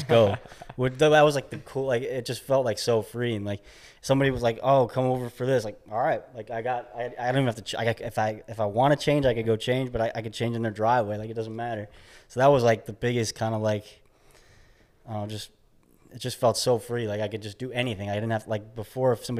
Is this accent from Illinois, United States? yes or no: yes; Chicago, Illinois, United States; moved away as an adult; also born or lived in New York / Indianapolis, Indiana; I grew up in the Midwest, like Chicagoland area